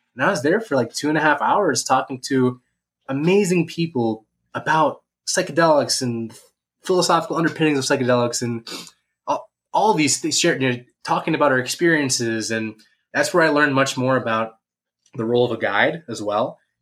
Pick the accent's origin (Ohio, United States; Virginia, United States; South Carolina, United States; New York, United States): Ohio, United States; Ada; moved away; my hometown in Ada, Ohio